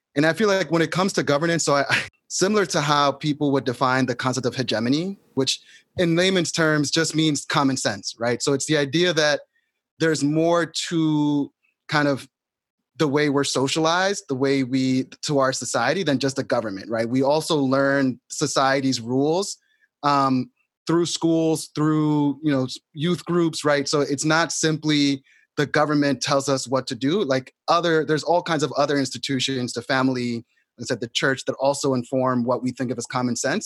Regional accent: New York City, New York, United States; I grew up in New York City

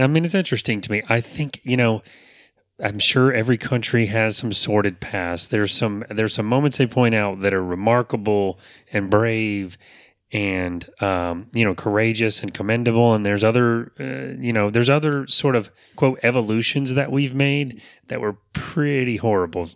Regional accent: Apopka, Florida, United States; born or raised there

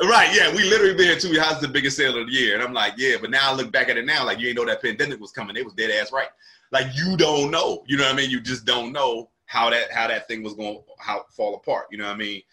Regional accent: New Jersey, United States; moved away as an adult; now in Charlotte, United States; I'm from South Jersey, right? Right near Philadelphia. And um that's where I'm from. That's where I was raised

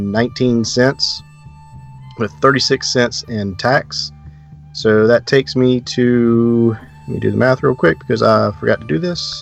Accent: the South, United States; I'm from the South

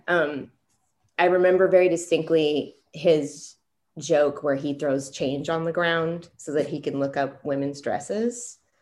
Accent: California, United States; I grew up in California

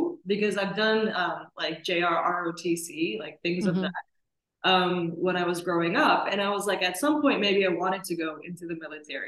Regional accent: Maryland, United States; also born or lived in Sri Lanka / Washington, D.C. area / United Arab Emirates; I was born there and lived there for a few years before my family and I emigrated to the DC area and ultimately settling in Maryland.

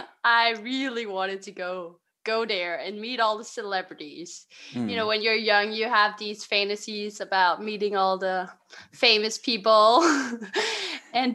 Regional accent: Denmark; I'm from a little town called Vennesbæk, which is 20 minutes away from Copenhagen.

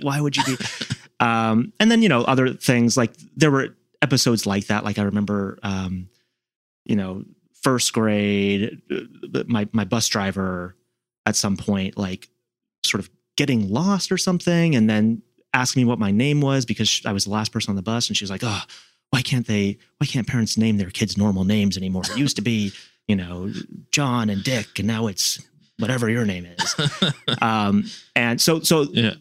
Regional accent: Seattle, Washington, United States; now in Washington, D.C., United States; in Seattle growing up

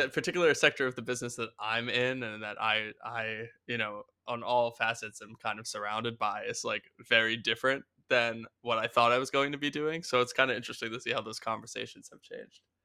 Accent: Philadelphia, Pennsylvania, United States; moved away; also born or lived in New York; I'm from Philadelphia originally

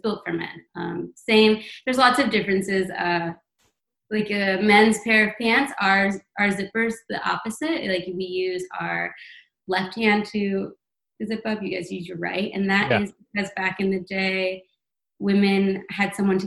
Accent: St. Louis, Missouri, United States; now in New York City, United States; I come to St. Louis, my hometown

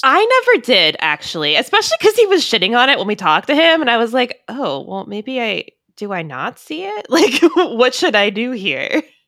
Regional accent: Maryland, United States; I'm from Maryland. I don't live that far from Burkittsville

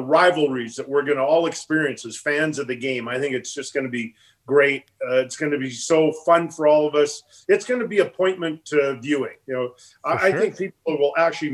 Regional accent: Edmonton, Alberta, Canada; moved away; growing up in Edmonton

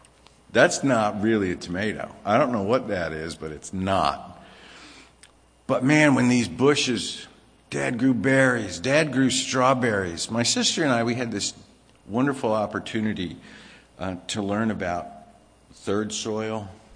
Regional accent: California, United States; also born or lived in Virginia; growing up in California, it was a little different. I was younger and I didn't understand. If I had been older and grown up in California, I would have understood weed to be something different than when I got older and was grown up in Virginia

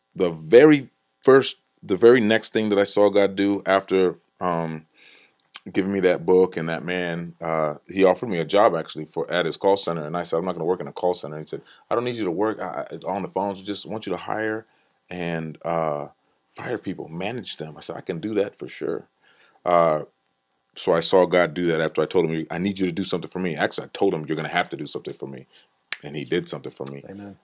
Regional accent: Iowa, United States; Growing up in Iowa

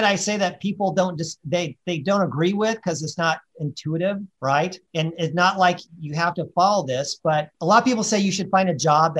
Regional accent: Colorado, United States; even though I was from Colorado, I've lived, you know, on the East Coast and in Texas and California.

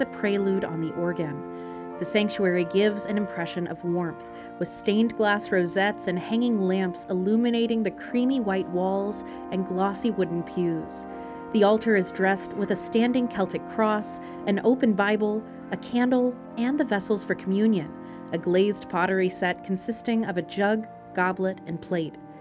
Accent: Frankfort, Kentucky, United States; born or raised there

